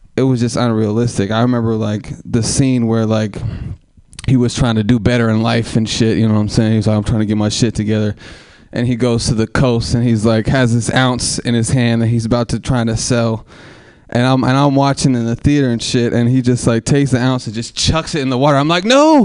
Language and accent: English; Oakland, California, United States; I'm from Oakland